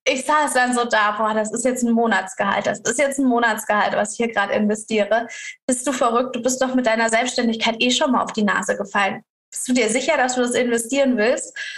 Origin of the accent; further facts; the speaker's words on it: Karlsruhe, Baden-Württemberg, Germany; ich als Deutsche aus Karlsruhe